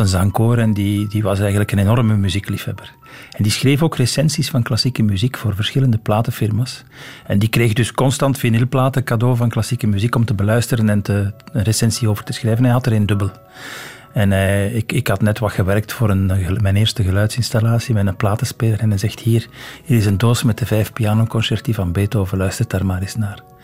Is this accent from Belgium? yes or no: yes; Antwerp, Flanders, Belgium; also born or lived in Leuven; now in Brussels, Belgium; Ik ben geboren in Antwerpen in een gewoon rijhuis in de stad